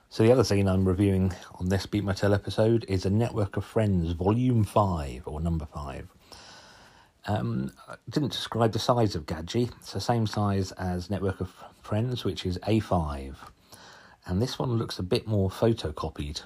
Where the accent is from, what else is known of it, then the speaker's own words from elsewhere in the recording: Suffolk, East of England, United Kingdom; accent: Suffolk; my strange Suffolk accent